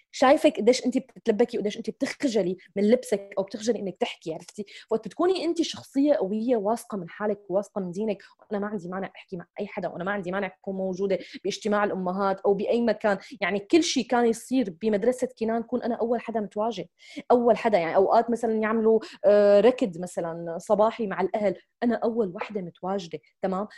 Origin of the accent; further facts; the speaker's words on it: Syria; moved away as an adult; also born or lived in United Arab Emirates; now in United States; أنا من هذا البلد، وأنا بحب هذا البلد